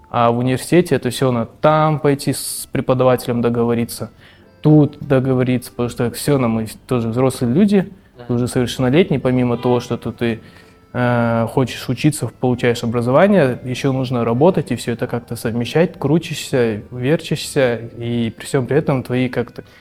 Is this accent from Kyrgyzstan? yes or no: yes; Bishkek, Kyrgyzstan; born or raised there; also born or lived in Kazan